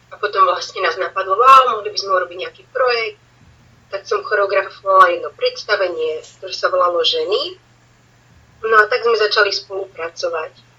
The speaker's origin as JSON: {"language": "Slovak", "country": "Slovakia", "also_born_or_lived": "Banská Bystrica / Switzerland", "moved": "as an adult", "lives_now": "Barcelona, Spain"}